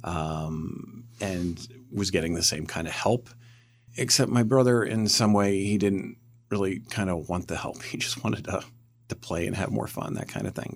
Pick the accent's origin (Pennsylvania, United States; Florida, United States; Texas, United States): Pennsylvania, United States; Camp Hill; I grew up near Harrisburg, Pennsylvania, a town called Camp Hill